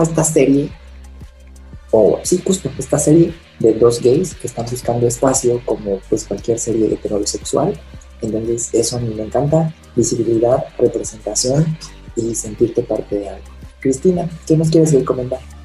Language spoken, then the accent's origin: Spanish; Mexico City, Mexico; soy de la Ciudad de México